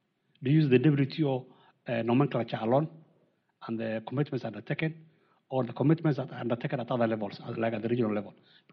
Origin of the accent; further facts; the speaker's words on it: Kenya; from the Embassy of Kenya.